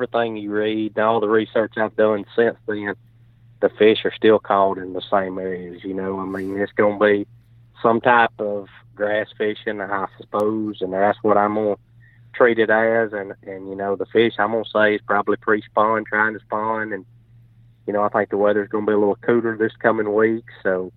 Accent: North Alabama, United States; growing up in North Alabama

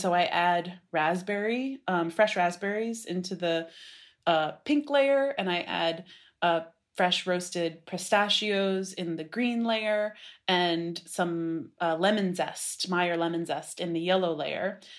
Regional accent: Brooklyn, New York, United States; I wanted to be in Brooklyn for sure. I'm from Brooklyn and uh, to some extent I moved here when I was 15

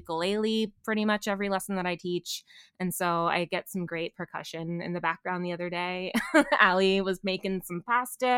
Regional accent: Bucks County, Pennsylvania, United States; I grew up in Bucks County where there's a lovely lavender farm called Peace Valley.

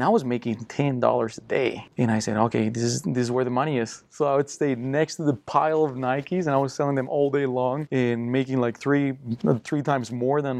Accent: Costa Rica; English is a second language; now in United States; I'm from Costa Rica, born and raised, and poor family

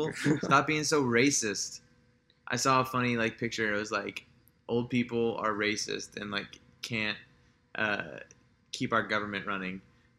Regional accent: Dallas, Texas, United States; I grew up in Dallas. Yep. In a very non-Texan home.

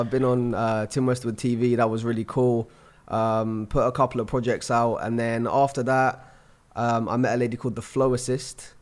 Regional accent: Surrey, South East England, United Kingdom; also born or lived in London; I'm twenty-five from London. Well, I'm actually from Surrey, which is just outside of London

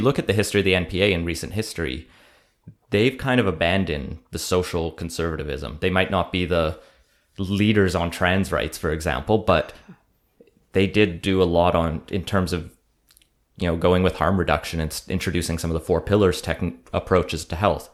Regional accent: Alberta, Canada; now in Vancouver, Canada; we're both from Alberta, me and …

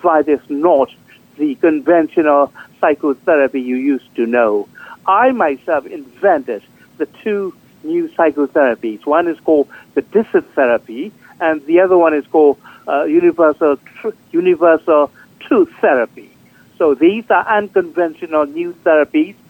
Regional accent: Myanmar; moved away as an adult; also born or lived in Thailand; now in New York, United States; I was born and raised in Burma.

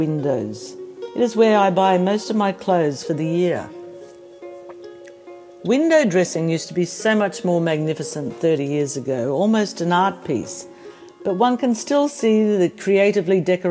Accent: Australia; also born or lived in Pozzuoli, Italy; I am Australian

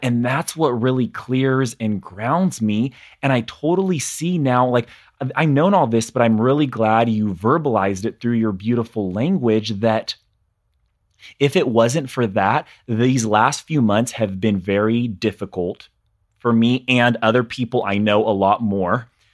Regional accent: California, United States; growing up in California in a very small conservative town

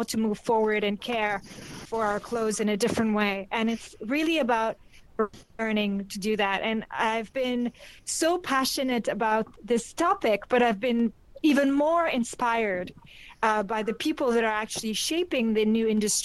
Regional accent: South Africa; I'm indigenous South African

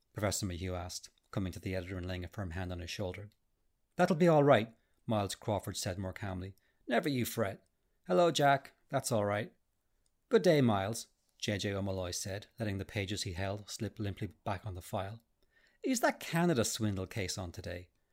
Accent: Arklow, Leinster, Ireland; also born or lived in Enniscorthy; Archlow and Enniscorthy were my hometown

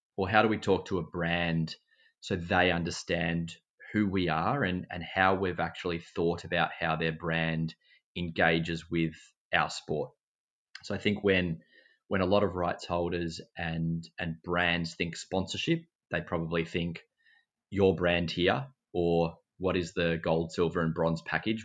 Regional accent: Mansfield, Victoria, Australia; I grew up in Mansfield, in country Victoria

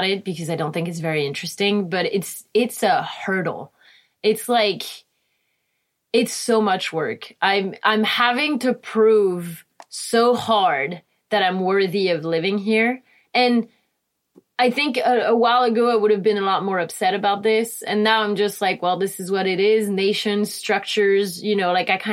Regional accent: Réunion; English is a second language; also born or lived in Cannes, France / France; now in California, United States; So I grew up in Reunion Island, which is a small island off the coast of Madagascar.

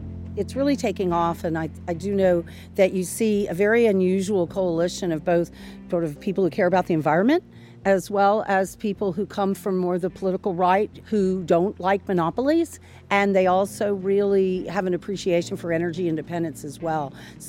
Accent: Tampa, Florida, United States; I was born right here in Tampa, Florida. And it's just a very warm and welcoming place. It's also a place of great beauty.

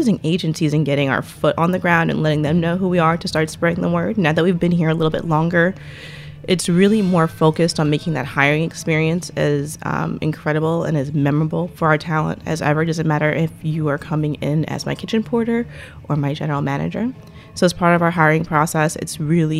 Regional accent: New York, United States; I'm from New York

